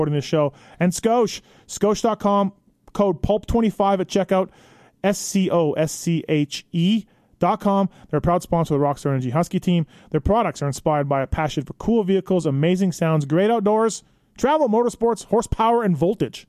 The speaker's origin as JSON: {"language": "English", "region": "Manitoba", "country": "Canada", "said": "I'm from Manitoba, not far from Minnesota"}